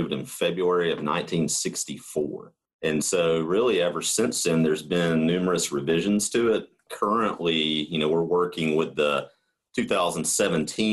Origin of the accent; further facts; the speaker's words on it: the South, United States; accent: southern; I thought it was just me and my southern accent. And, you know, sometimes we struggle with enunciation down here